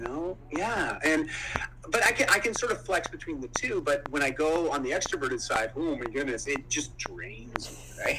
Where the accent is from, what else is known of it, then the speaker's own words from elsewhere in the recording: Ontario, Canada; moved away as an adult; now in Vancouver, Canada; I grew up in Ontario, moved up to Vancouver, Canada, uh, when I graduated high school